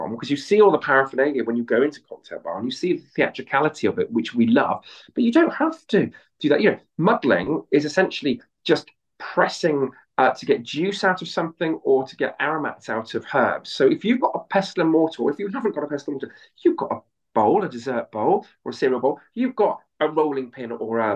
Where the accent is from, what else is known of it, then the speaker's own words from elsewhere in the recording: Bristol, South West England, United Kingdom; I'm a West Country boy, I'm from Bristol